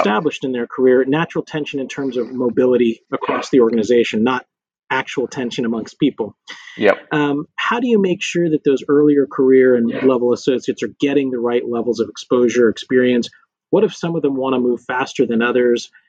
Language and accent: English; Lubbock, Texas, United States; moved away as an adult; also born or lived in Washington, D.C. / New York / Houston; I grew up in Lubbock, Texas, um, small West Texas town